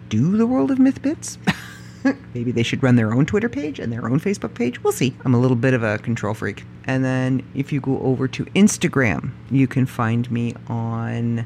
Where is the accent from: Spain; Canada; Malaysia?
Canada; I am proud Canadian. I am proud to be Canadian. I am proud of the country I live